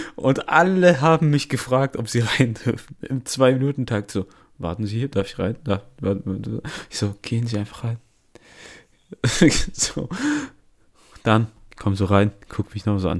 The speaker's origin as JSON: {"language": "German", "country": "Italy", "said": "wir sind Italiener"}